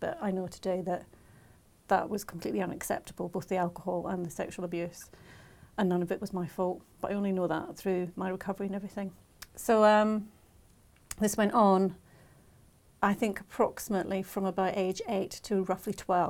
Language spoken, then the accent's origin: English; Scotland, United Kingdom; also born or lived in Yorkshire; I was born in Yorkshire, from what I understand, but I was brought up mainly in Scotland because my dad was in the army and he settled up there. I have a brother and a sister, and so we were brought up in Scotland.